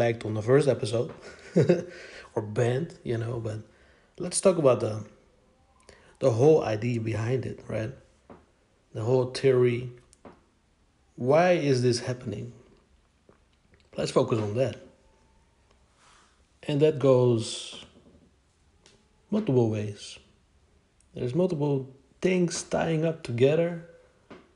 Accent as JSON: {"language": "English", "country": "Netherlands", "said": "I'm from the Netherlands in Europe."}